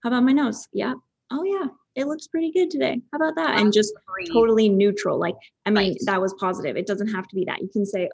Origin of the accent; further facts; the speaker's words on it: Calgary, Alberta, Canada; moved away as an adult; I'm from Calgary.